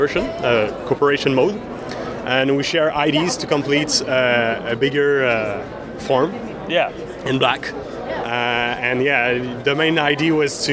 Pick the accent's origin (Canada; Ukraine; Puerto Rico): Canada; Sherbrooke, Quebec; We are from Sherbrooke.